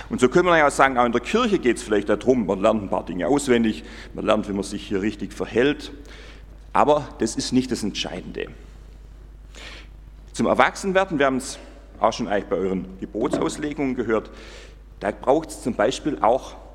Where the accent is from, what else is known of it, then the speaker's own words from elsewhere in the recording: Gomaringen, Baden-Württemberg, Germany; aber wir haben es auch gespielt in Gommaring, wo ich aufgewachsen bin, da gab es Burg, ein Schloss, wir haben da gewohnt, das war das Pfarrhaus